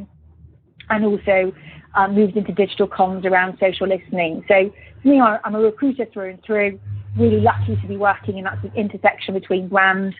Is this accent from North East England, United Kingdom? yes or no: no; Birmingham, West Midlands, United Kingdom; moved away; also born or lived in Luxembourg / London; I'm a British person born in Birmingham. So very proud of being from Birmingham.